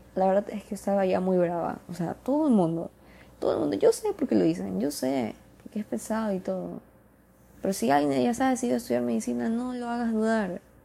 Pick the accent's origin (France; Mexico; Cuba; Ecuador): Ecuador; soy de Ecuador